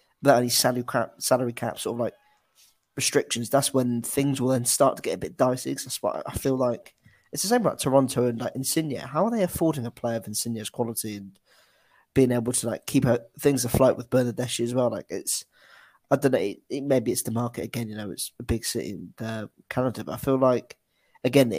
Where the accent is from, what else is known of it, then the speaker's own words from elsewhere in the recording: England, United Kingdom; as like an English fan